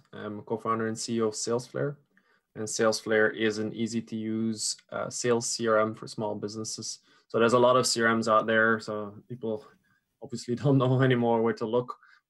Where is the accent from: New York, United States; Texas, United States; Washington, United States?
New York, United States; born there; I was born in a little town upstate New York of Belgian parents. There's nothing American about me apart from